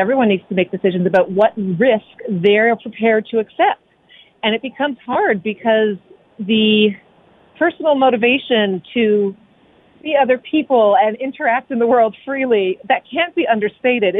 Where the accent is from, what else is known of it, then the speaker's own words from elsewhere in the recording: Canada; we're Canadian.